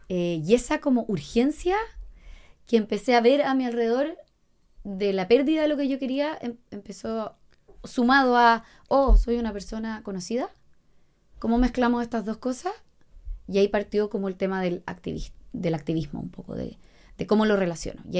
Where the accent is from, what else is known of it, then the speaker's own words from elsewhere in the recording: La Serena, Coquimbo, Chile; yo soy de La Serena, bueno, en La Serena había otro y fue como, wow, existen muchas causas